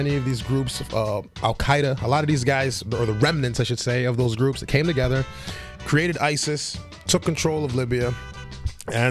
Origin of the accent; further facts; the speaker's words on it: Paterson, New Jersey, United States; I'm from Paterson, New Jersey. Lived in Paterson my whole life